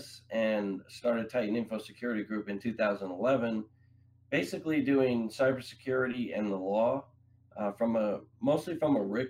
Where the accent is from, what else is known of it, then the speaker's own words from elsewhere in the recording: Long Island, New York, United States; moved away; I grew up in New York on Long Island.